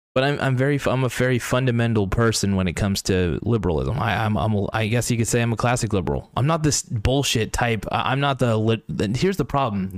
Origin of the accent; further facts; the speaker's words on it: United States; I'm an American.